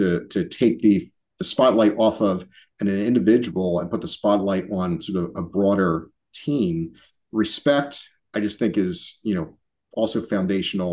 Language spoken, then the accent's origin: English; Philadelphia, Pennsylvania, United States; being born and raised in Philly